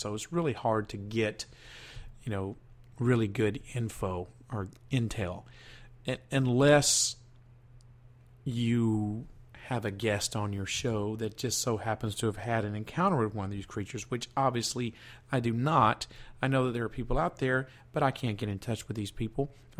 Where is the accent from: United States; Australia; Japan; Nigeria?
United States; Southern United States; Just because I'm from the South and I'm doing a special series here on Southern cryptids doesn't make it any easier for me to find out information.